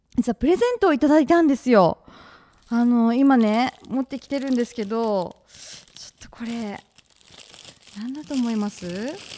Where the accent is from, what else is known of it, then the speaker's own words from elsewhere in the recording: Usa, Oita, Japan; moved away; U S A 出身、うさ出身